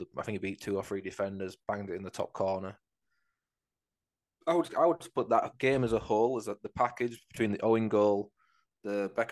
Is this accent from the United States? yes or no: no; England, United Kingdom; we're English